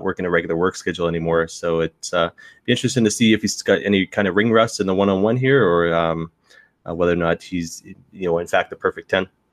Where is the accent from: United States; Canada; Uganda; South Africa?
Canada; the Maritimes; now in London, Canada; I grew up in the Maritimes